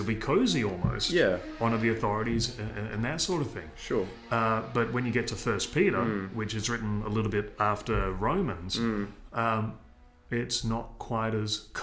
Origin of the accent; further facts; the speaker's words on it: Australia; moved away as an adult; also born or lived in Seoul, South Korea / Exeter, United Kingdom; I'm an Aussie